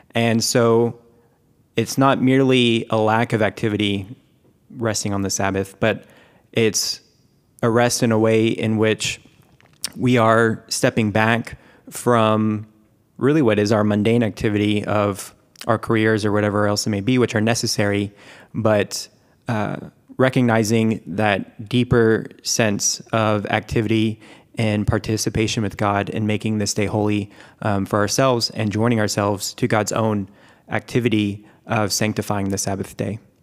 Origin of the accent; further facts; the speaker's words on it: Keller, Texas, United States; also born or lived in Louisiana / Washington, D.C.; I grew up in Keller, uh, Texas, just south of Denton